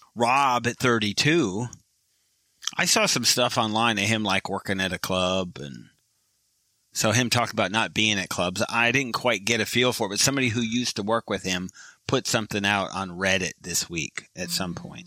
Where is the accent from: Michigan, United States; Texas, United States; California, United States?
Michigan, United States; I was born in Michigan and I was a kid in Michigan